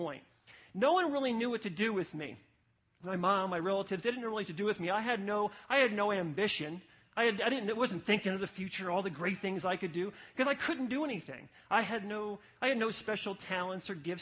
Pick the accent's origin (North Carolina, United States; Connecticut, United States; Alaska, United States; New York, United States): New York, United States; New City; From sixth grade to high school, I grew up in an apartment complex, the Garden Apartments in New City, New York